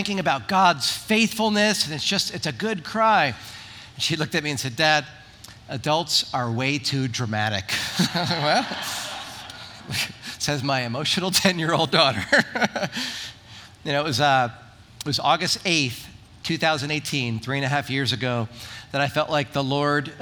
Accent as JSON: {"language": "English", "region": "New Jersey", "country": "United States", "moved": "yes", "lives_now": "Wildomar, United States", "said": "I'm from Jersey."}